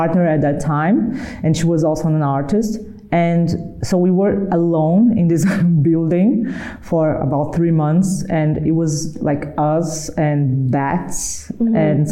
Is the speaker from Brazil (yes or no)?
yes; Brazil; I'm from Brazil, so Brazil is, you know, we are surrounded by nature.